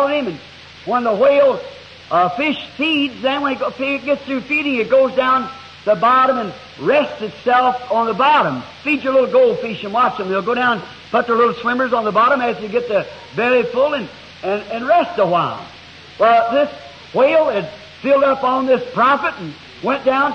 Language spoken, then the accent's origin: English; the South, Southern United States, United States; I'm a Southerner